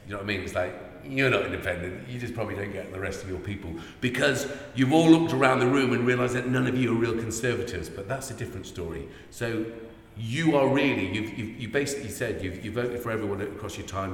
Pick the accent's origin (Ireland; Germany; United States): Ireland; now in Chippenham, United Kingdom; we're Irish immigrant, uh, uh, economic immigrants